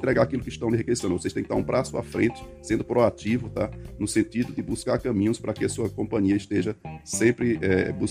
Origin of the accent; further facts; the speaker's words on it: Bahia, Brazil; moved away as an adult; now in Ceará, Brazil; Eu sou baiano, voltei aqui para o Ceará, tá? Estou aqui há quase 22 anos.